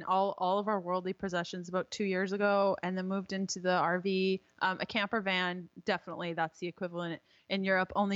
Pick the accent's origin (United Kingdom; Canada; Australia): Canada; I am Canadian